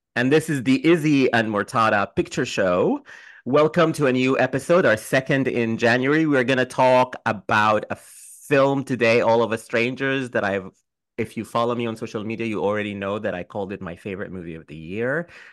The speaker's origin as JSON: {"language": "English", "country": "Sudan", "also_born_or_lived": "United Kingdom", "moved": "yes", "lives_now": "New York, United States", "said": "I'm from Sudan"}